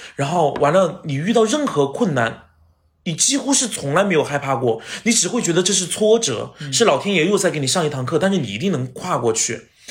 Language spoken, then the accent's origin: Chinese; Chongqing, China; 我也是重庆人